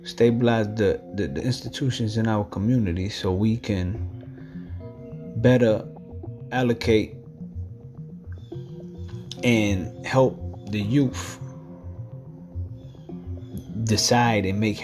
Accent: New York City, New York, United States; I'm from New York City.

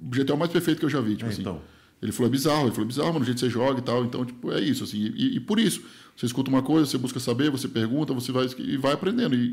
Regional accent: Rondônia, Brazil; now in São Paulo, Brazil; eu falei, pô, vim de Rondônia, sei lá, vou falar, meio que chutar números. Eu era mega feliz em Rondônia com mil reais. Vivia em Rondônia com mil reais por mês. Eu vim morar em São Paulo

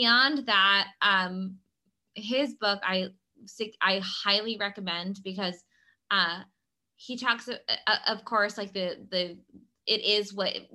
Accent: Philadelphia, Pennsylvania, United States; we are from Philadelphia

